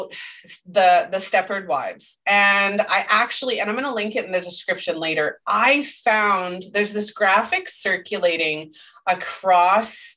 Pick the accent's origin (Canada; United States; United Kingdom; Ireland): Canada; I'm Canadian